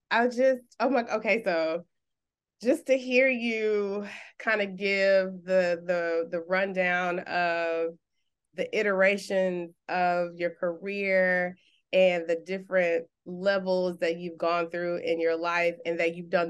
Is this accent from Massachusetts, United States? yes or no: no; Houston, Texas, United States; I'm from Houston, Texas